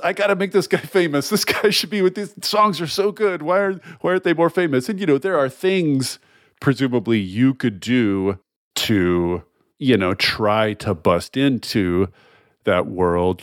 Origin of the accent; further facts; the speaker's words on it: the South, United States; we were both born in the South, born and raised in the South